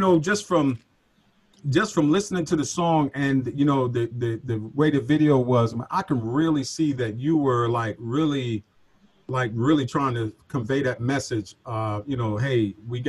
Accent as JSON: {"language": "English", "town": "New York City", "region": "New York", "country": "United States", "said": "I'm from Brooklyn, New York"}